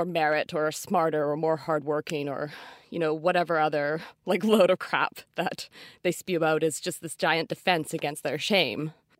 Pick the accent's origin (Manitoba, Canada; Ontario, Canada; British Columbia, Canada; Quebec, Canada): British Columbia, Canada; North Vancouver; Oh, I always knew. Like, I grew up in North Van, and I was at a public elementary school in a very like gentrifying neighborhood.